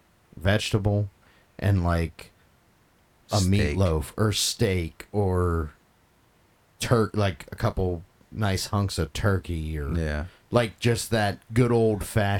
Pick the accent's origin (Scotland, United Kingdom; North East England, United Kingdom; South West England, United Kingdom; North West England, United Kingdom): Scotland, United Kingdom; Maybe it is, but I'm Scottish, so...